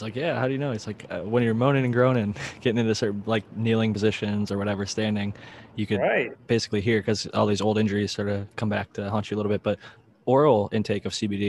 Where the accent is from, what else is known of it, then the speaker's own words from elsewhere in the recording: Midwest, United States; I grew up in the Midwest.